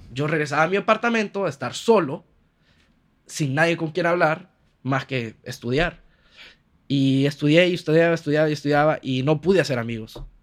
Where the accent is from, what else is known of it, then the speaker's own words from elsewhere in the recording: Honduras; moved away as an adult; also born or lived in Barcelona, Spain; vengo de Honduras donde me muevo a todos lados en carro